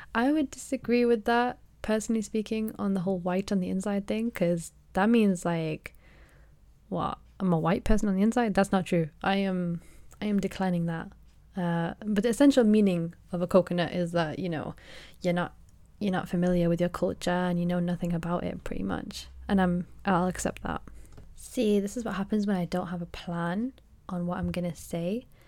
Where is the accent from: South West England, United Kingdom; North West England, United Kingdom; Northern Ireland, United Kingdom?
North West England, United Kingdom; Manchester; also born or lived in Rochdale; Then we moved to Manchester